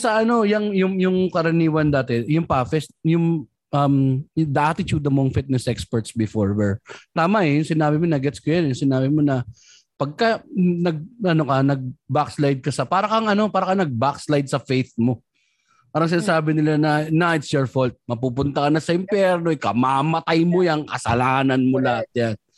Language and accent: Tagalog; Manila, Metro Manila, Philippines; Growing up in Tondo, pamatsuhan pa 'yan, pare